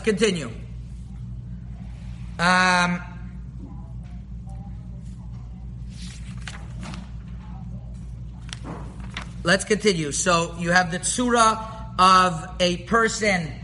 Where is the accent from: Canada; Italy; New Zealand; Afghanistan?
Canada; Montreal, Quebec; where I grew up in Montreal